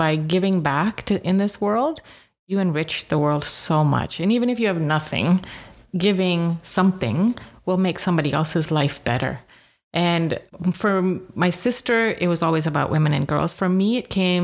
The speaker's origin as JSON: {"language": "English", "region": "England", "country": "United Kingdom", "tie": "born or raised there", "said": "I was not born in Uganda, by the way. My parents, my sister were. I was born in England, but it's always felt like home."}